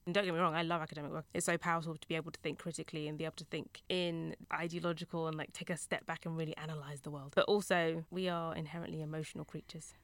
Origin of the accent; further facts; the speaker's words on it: United Kingdom; also born or lived in Essex; I'm British